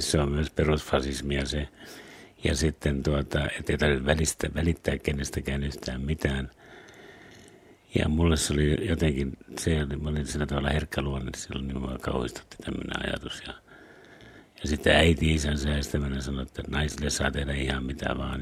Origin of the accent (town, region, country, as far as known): Savonia, Finland; born or raised there; also born or lived in Lapua, Finland / United States